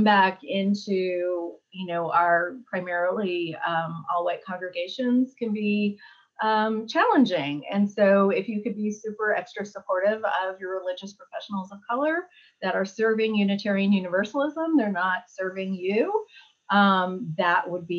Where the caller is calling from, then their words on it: Charlottesville, Virginia, United States; I'm joining you from Charlottesville, Virginia, where it is raining.